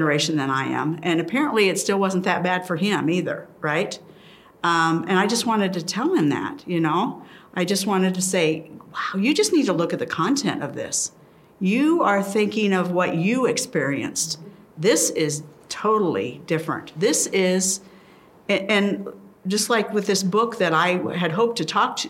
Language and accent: English; Plattsmouth, Nebraska, United States; also born or lived in Omaha, Nebraska; I'm from Plattsmouth, Nebraska.